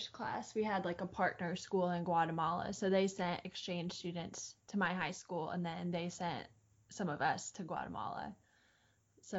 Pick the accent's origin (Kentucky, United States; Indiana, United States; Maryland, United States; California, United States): Indiana, United States; I was from Indiana